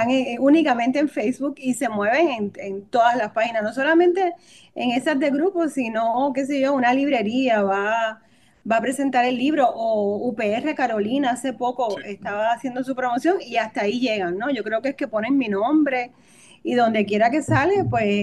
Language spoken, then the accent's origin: Spanish; Cuba; accent: Cuban; yo, yo practicaba mi acento cubano que he perdido.